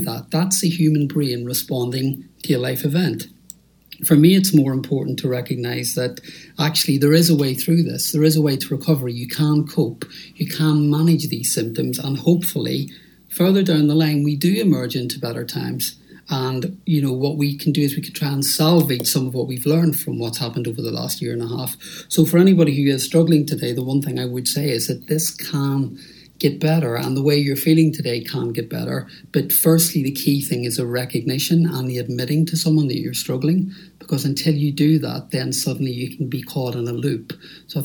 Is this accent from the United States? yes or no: no; Northern Ireland, United Kingdom; I grew up in Northern Ireland during the Troubles